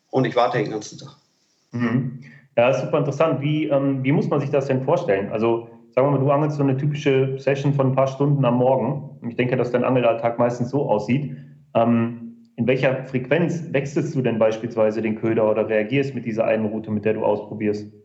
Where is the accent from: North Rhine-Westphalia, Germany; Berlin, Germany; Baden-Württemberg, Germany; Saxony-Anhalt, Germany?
North Rhine-Westphalia, Germany; wir kommen jetzt beide aus Nordrhein-Westfalen, ähm, dass in unserer Region, sage ich mal, in unserem Großraum